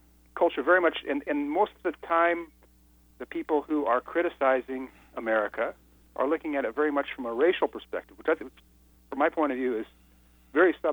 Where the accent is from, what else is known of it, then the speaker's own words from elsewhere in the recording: Seattle, Washington, United States; moved away as an adult; also born or lived in China / Japan; My hometown is Seattle